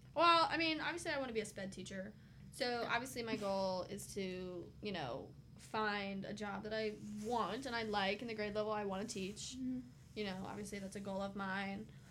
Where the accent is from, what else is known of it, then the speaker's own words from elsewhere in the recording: Smith Mountain Lake, Virginia, United States; I'm from Smith Mountain Lake, Virginia, um, where I live with my parents